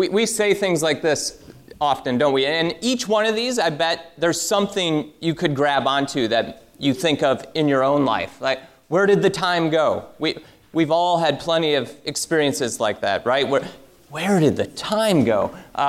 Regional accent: Michigan, United States; moved away; I'm from Michigan

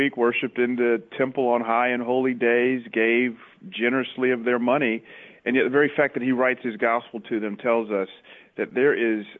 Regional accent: Atlanta, Georgia, United States; moved away as an adult; also born or lived in Memphis, Tennessee; now in Mountain View, United States; I grew up in the Bible Belt in Atlanta

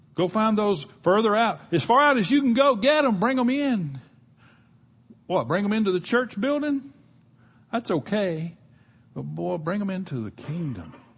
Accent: Gulf Coast, United States; I grew up on the Gulf Coast

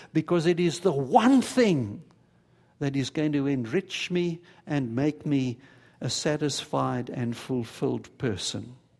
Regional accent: South Africa; moved away; as a boy growing up in South Africa, I had a whole bunch of Jewish friends

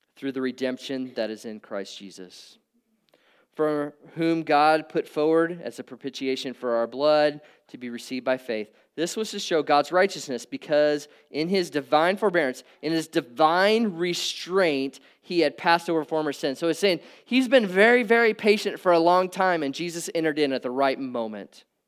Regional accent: Nebraska, United States; I grew up in Nebraska.

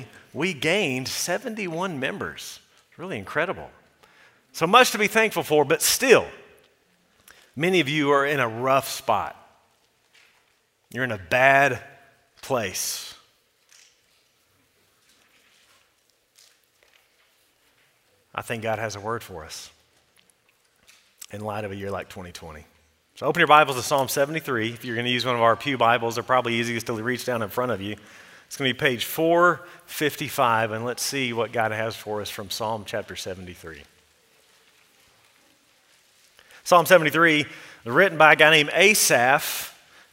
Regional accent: United States; we, as an American people

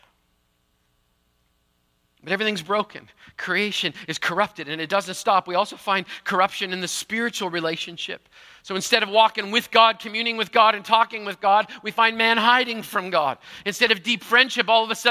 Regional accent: Manitoba, Canada; I grew up in Manitoba

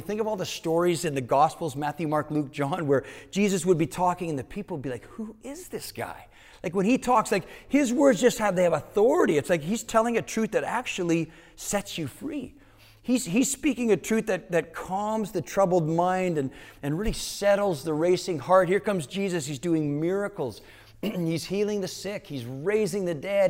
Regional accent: Canada; moved away; growing up in Canada, Learning Canadian history meant that you would also learn American history

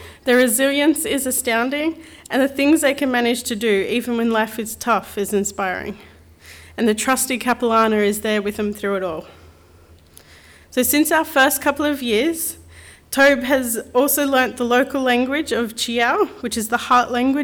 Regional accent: Central Coast, New South Wales, Australia; moved away as an adult; now in Lichinga, Mozambique; we're originally from the Central Coast, before we moved overseas 7 years ago.

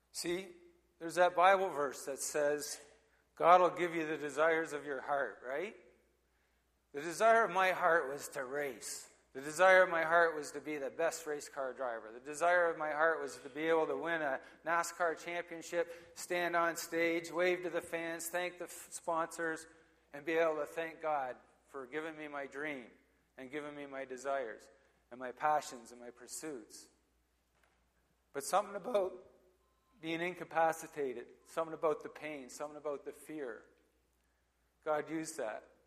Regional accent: Hampton, Ontario, Canada; also born or lived in Oshawa, Ontario; so I was born in Oshawa, Ontario, and uh, lived here for a while. Then we moved to Hampton, and um, when I was a kid

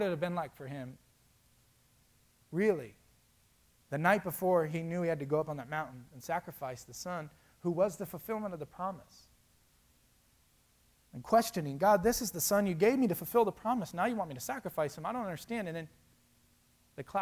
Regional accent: Florida, United States; now in Indiana, United States; I grew up in Florida and I moved to Indiana

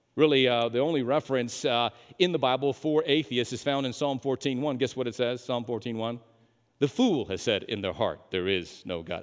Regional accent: New Mexico, United States; moved away; I'm from New Mexico

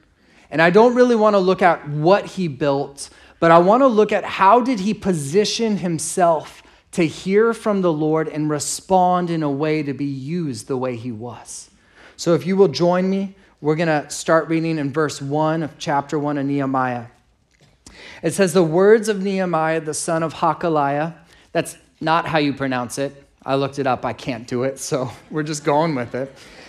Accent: San Diego, California, United States; And I grew up here in San Diego, and I'm real grateful.

